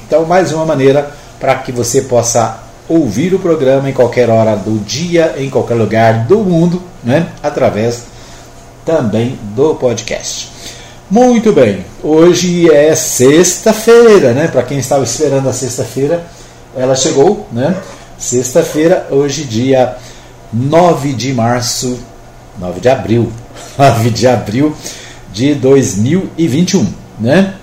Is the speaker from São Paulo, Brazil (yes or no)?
no; Minas Gerais, Brazil; now in Anápolis, Brazil; A minha terrinha Minas Gerais